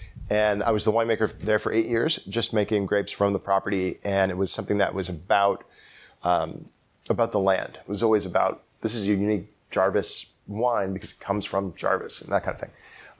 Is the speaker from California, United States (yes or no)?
yes; East Bay, California, United States; Well, actually, I grew up in the East Bay in California, about 45 minutes from Napa Valley.